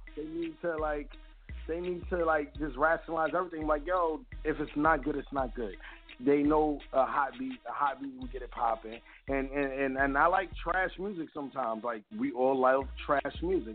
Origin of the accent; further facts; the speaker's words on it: New York City, New York, United States; now in Delaware, United States; I'm originally from Brooklyn